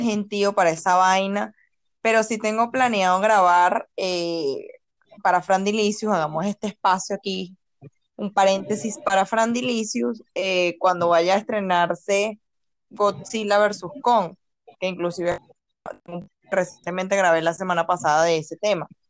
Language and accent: Spanish; Caracas, Capital District, Venezuela; yo que vengo de Caracas y vivo en Caracas